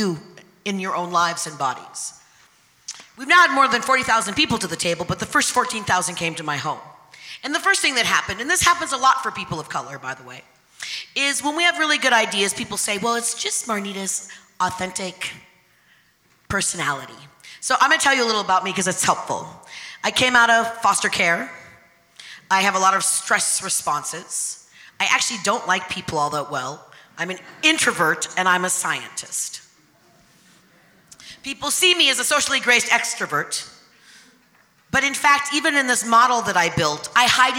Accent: a small town 60 miles north of Seattle, Pacific Northwest, Washington, United States; I grew up in a little all-white town 60 miles north of Seattle.

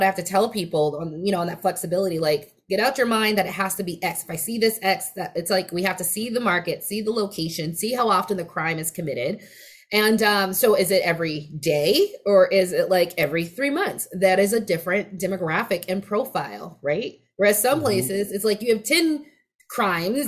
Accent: West Coast, United States; accent: West Coast dialect; I sort of talk with a certain West Coast dialect for a Black woman

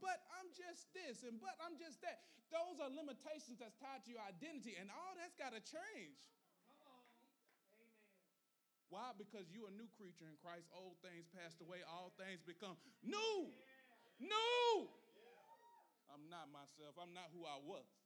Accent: Gaston, North Carolina, United States; I'm from Gaston

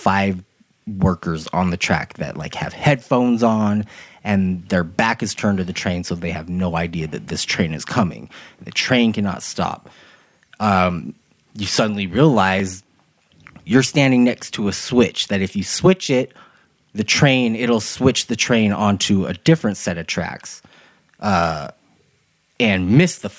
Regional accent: Utah, United States; I'm from Utah

